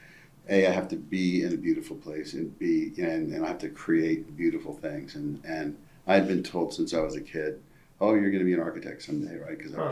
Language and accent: English; East Coast, United States; So I grew up in a Navy family. And so back, I think they still make you move a lot, but we moved a lot, right? Every couple of years, pretty much, or every year for a while. So I lived up and down the East Coast